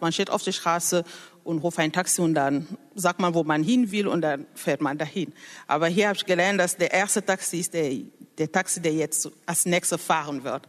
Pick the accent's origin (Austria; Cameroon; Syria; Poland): Cameroon; German is a second language; moved away as an adult; now in Germany; Ich komme ursprünglich aus Kamerun und lebe seit mehr als zehn Jahren in Deutschland